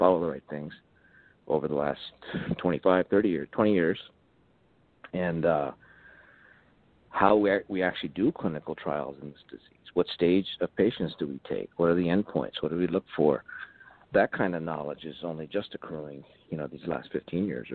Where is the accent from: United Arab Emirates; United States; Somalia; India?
United States; Bethesda, Maryland; I grew up in Bethesda, Maryland, mm-hmm. as a child